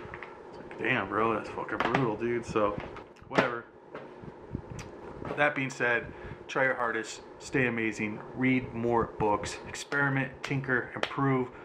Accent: United States; I'm from America

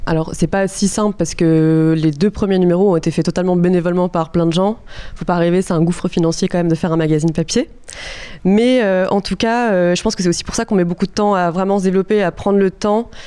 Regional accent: countryside around Lyon, Auvergne-Rhône-Alpes, France; moved away; je venais de, la campagne de Lyon

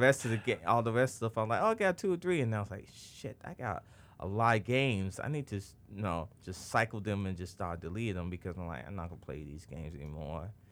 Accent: Chicago, Illinois, United States; I select the Chicago Bulls. I'm like, yeah, I play for my hometown team itself.

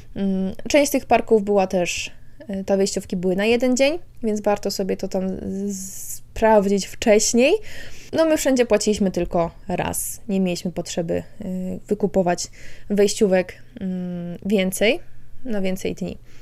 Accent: Poland; jesteśmy z Polski

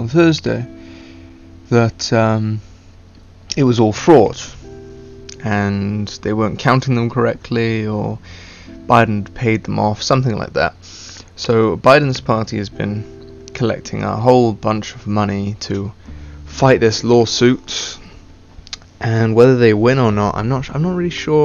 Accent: United Kingdom; accent: stereotypical British; I have a stereotypical British accent. Can't pronounce my T's. Yeah, that's pretty much all it is. However, even though I am British

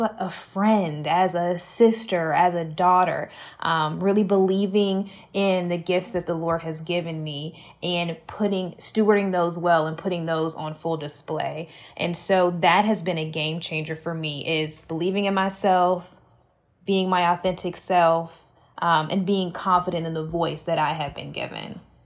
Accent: Columbia, South Carolina, United States; I am from Columbia, South Carolina, grew up here

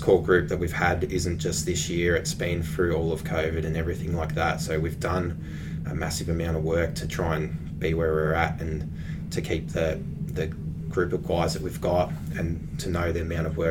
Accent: Ocean Grove, Victoria, Australia; I'm from Ocean Grove.

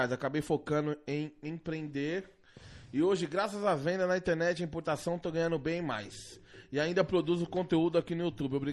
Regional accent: Vilhena, Rondônia, Brazil; sou de Vilhena.

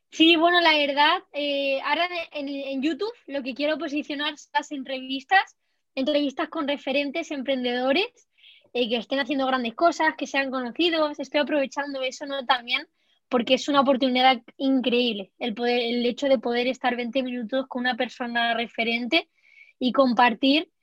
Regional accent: Spain; como española

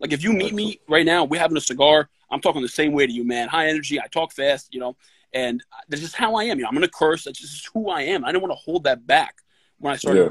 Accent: New York City, New York, United States; I grew up in the Bronx

